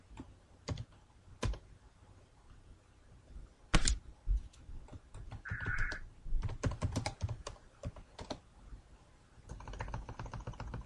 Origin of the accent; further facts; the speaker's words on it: Canada; accent: French-Canadian; my French-Canadian accent. Yes, I'm a Canadian. I speak French